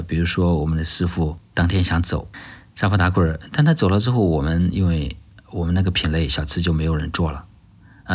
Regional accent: Henan, China; now in Shenzhen, China; 我老家是河南的，啊，从小在老家长大，你像吃胡辣汤，啊，吃烩面

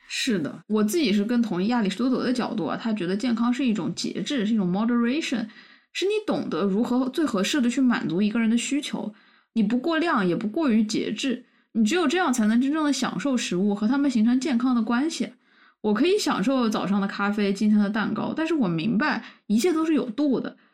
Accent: Wuhan, Hubei, China; moved away; 我身上也就带着这样的武汉魂，虽然凶巴巴，但其实很热心肠，这就是我们武汉人

